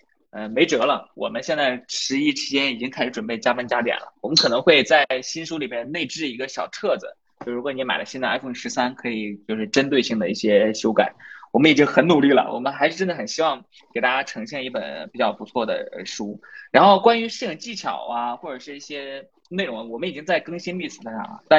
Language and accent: Chinese; Inner Mongolia, China; 我其实是内蒙人，但是我我家里面离东北特别近，因为你知道东北跟内蒙有东三省接壤的嘛。嗯，对，嗯，内蒙人。